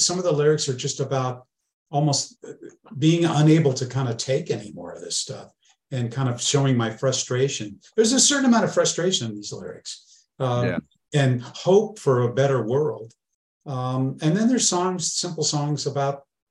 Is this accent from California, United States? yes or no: yes; Northern California, United States; growing up in Northern California and being in bands